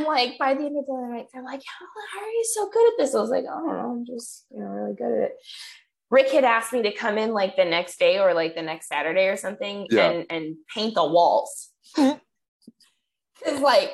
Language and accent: English; Colorado, United States; born or raised there; moved away